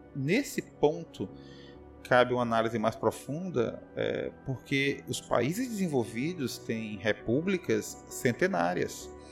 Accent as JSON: {"language": "Portuguese", "country": "Brazil", "tie": "born or raised there", "said": "em Caxias, a cidade onde eu nasci"}